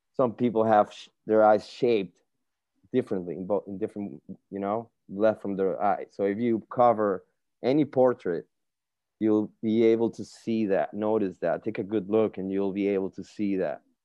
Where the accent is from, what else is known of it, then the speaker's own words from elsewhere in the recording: Margarita Island, Nueva Esparta, Venezuela; moved away as an adult; also born or lived in Caracas, Venezuela; I'm from Venezuela, Caracas, Venezuela uh, specifically an island called Margarita.